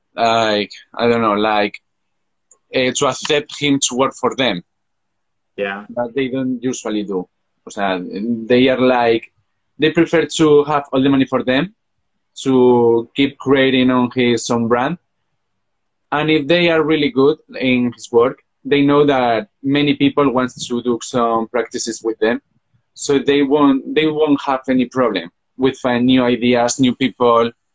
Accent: Zaragoza, Aragon, Spain; English is a second language; I'm from Zaragoza, Spain. It's a city between Madrid and Barcelona, and I have just finished my finished my degree on fashion design here in Zaragoza

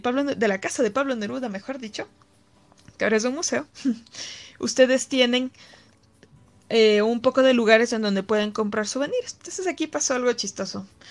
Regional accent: Ecuador; de Ecuador

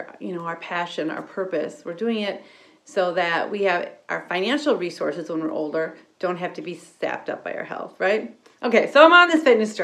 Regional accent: Wisconsin, United States; I'm from Wisconsin

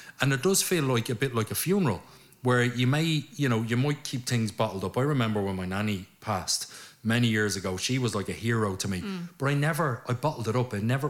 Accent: Dublin, Leinster, Ireland; And from growing up in Coolock, we had Coolock Garda Station literally on our doorstep.

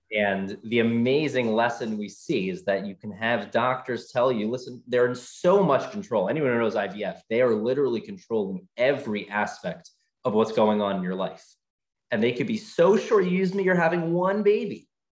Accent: Baltimore, Maryland, United States; moved away as an adult; now in Atlanta, United States; my wife's from New York. I'm from Baltimore. We came purely for this job

